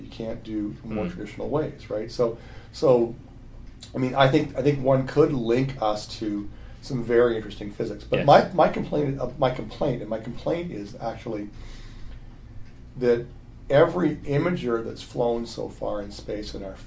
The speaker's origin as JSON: {"language": "English", "country": "Canada", "said": "I'm from Canada"}